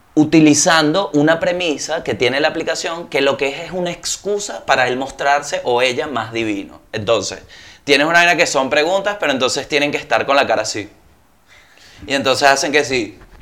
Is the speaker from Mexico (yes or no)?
no; Venezuela; moved away; ya yo no soy venezolano